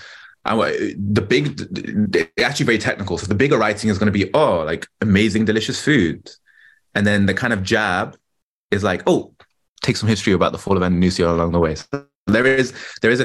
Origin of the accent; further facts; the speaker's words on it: London, United Kingdom; I'm British, born and raised in London